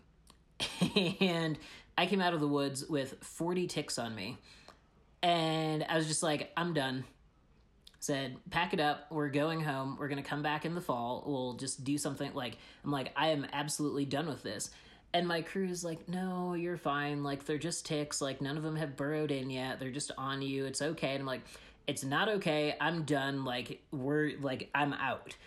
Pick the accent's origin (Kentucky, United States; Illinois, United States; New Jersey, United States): Illinois, United States; moved away as an adult; also born or lived in Boulder, Colorado; I'm from Illinois